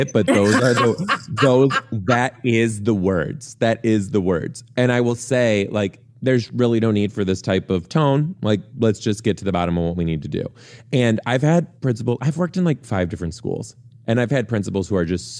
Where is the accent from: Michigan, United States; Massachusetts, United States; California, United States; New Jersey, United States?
Michigan, United States; Detroit; I am from Detroit